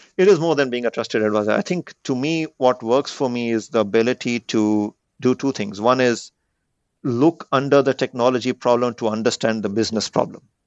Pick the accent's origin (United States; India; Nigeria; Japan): India; moved away; growing up in India